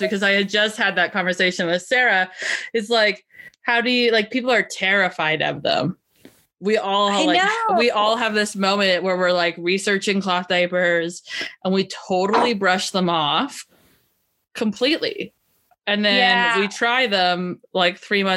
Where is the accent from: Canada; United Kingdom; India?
Canada; as a Canadian